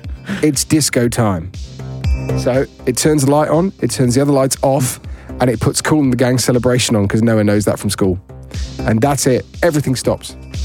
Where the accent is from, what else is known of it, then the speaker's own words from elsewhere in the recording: Worcestershire, West Midlands, United Kingdom; moved away; my hometown of the Shire, Worcestershire.